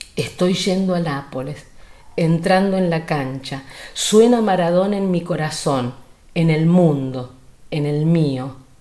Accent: Argentina; como buena argentina

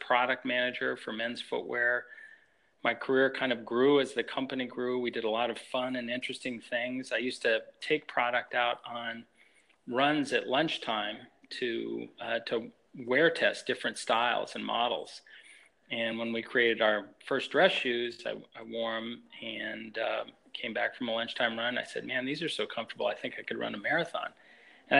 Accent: Colorado, United States; moved away as an adult; also born or lived in Tulsa, Oklahoma / Boston; I grew up in Colorado. It was a great place to grow up.

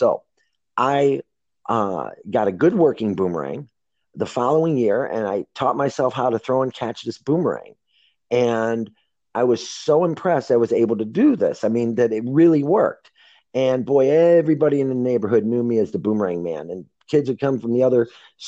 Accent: Lakewood, Ohio, United States; when I was growing up in Lakewood, Ohio with my 8 brothers and sisters

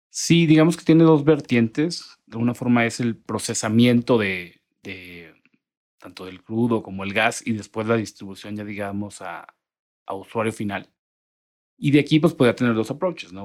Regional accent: Monterrey, Nuevo León, Mexico; moved away as an adult; now in Mexico City, Mexico; soy de Monterrey, aunque ya llevo tres años y medio viviendo acá en Ciudad de México

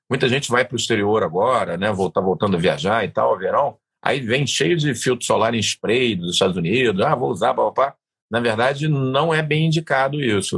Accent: Rio de Janeiro, Brazil; existia uma maternidade aqui no Rio, onde eu nasci, que já não existe mais

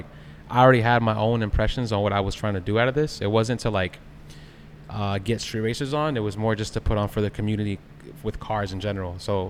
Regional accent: Queens, New York, United States; I'm from Long Island, New York, Queens, doesn't matter, it's still

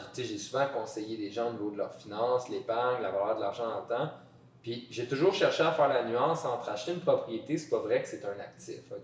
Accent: Candiac, Quebec, Canada; j'ai grandi à Candiac

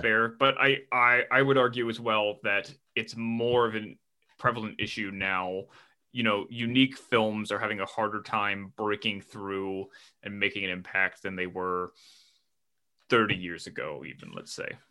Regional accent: United States; as an American

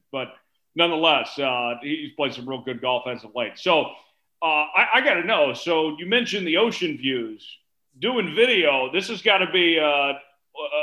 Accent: Tulsa, Oklahoma, United States; my hometown in Tulsa

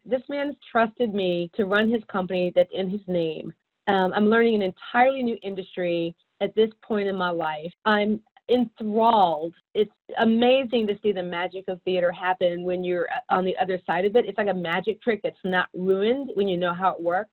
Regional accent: Atlanta, Georgia, United States; I'm from Atlanta, native Atlantan

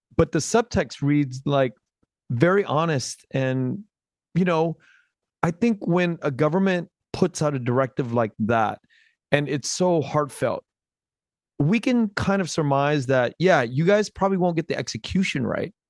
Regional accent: United States; an American born kid, uh, with Vietnamese roots to my, to my mother, to my motherland

